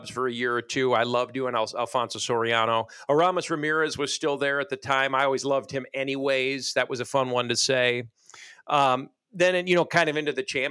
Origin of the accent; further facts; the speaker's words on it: Chicago suburbs, Illinois, United States; as a kid growing up in the Chicago suburbs